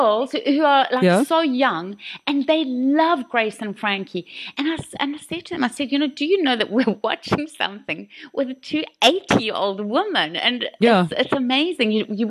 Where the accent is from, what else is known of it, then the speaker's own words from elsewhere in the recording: Kuruman, Northern Cape, South Africa; I was born in Kuruman.